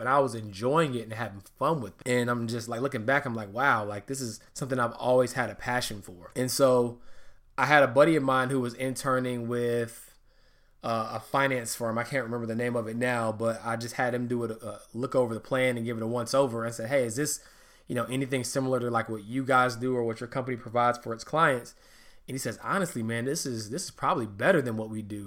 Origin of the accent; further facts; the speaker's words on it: Charlotte, North Carolina, United States; also born or lived in Hartford, Connecticut / Atlanta, Georgia; I was raised in Charlotte, North Carolina, also known as the Queen City.